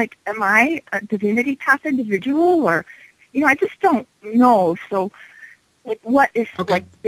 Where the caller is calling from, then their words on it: Denver, Colorado, United States; I'm calling from Denver.